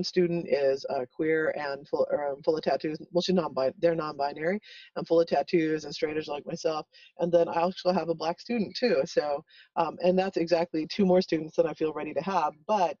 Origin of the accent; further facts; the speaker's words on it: El Paso, Texas, United States; I grew up in El Paso